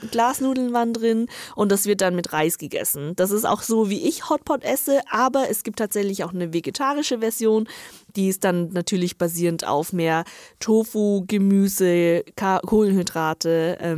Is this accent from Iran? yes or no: no; northern China, China; now in Germany; ich komme ja aus Nordchina und das ist ganz, ganz ähm, bekannt und berühmt in Nordchina.